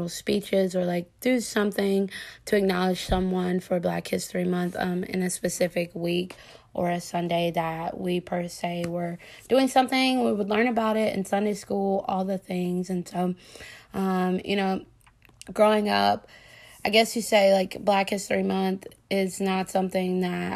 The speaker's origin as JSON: {"language": "English", "region": "the South", "country": "United States", "tie": "born or raised there", "said": "a young African-American woman, growing up in the South and in a Southern Black Baptist church"}